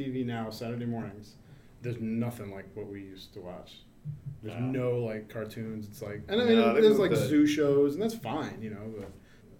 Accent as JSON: {"language": "English", "region": "the South", "country": "United States", "tie": "born or raised there", "moved": "yes", "said": "I grew up in the South"}